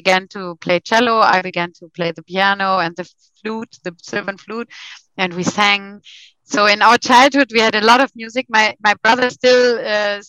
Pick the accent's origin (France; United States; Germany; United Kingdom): Germany; western part of Germany, western Germany; English is a second language; moved away as an adult; now in Hamburg, Germany; I was grown up in the middle somewhere, western part of Germany